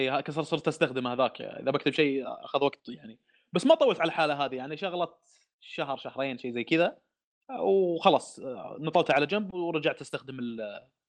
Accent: Saudi Arabia; عندنا في السعوديه

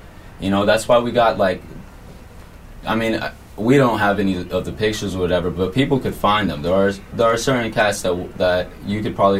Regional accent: Southern California, United States; We're from SoCal.

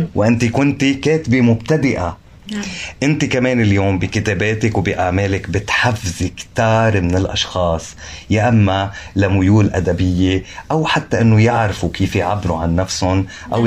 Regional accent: Lebanon; انا لبناني

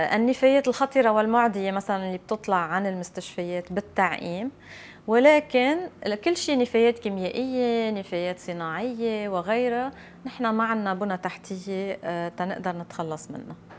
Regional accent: Lebanon; عندنا بلبنان

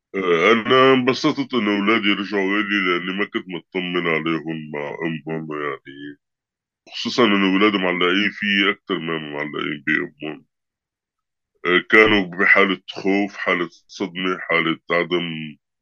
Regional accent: Syria; moved away as an adult; now in Italy; جيت من سوريا آه، خلال الحرب يعني 2017 طلعت من سوريا بشهر تموز على إيطاليا

